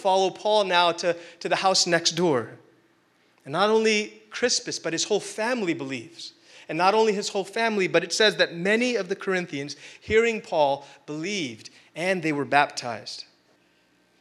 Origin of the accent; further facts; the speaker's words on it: India; being Indian